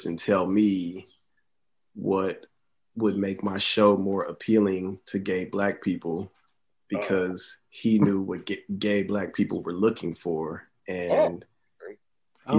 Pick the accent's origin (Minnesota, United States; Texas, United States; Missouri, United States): Texas, United States; Houston; being in the South and growing up in Houston